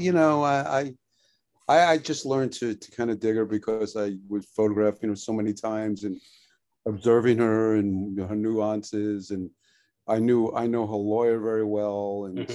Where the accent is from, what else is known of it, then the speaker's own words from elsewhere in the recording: New York City, New York, United States; I was born in Brooklyn